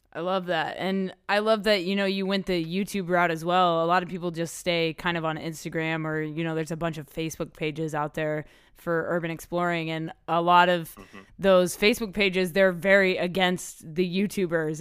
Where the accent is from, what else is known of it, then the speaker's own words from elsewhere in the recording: Oklahoma City, Oklahoma, United States; moved away; I'm from Oklahoma City originally